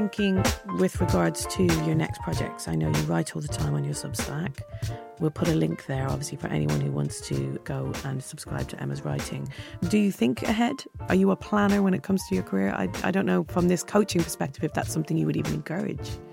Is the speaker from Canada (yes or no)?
no; Ireland; when I was younger growing up in Ireland